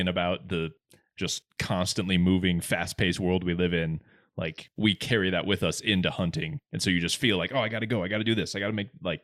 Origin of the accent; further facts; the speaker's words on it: Arizona, United States; As an Arizona boy, where we do not have a single moose